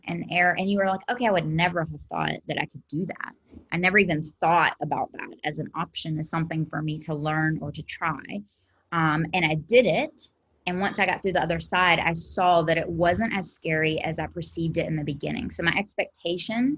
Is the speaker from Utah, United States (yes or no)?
no; South Carolina, United States; I'm from South Carolina.